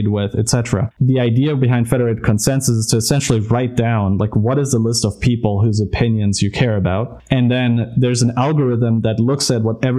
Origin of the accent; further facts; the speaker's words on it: Germany; moved away; I'm from Germany originally, and so my grandmother still told me about like hyperinflation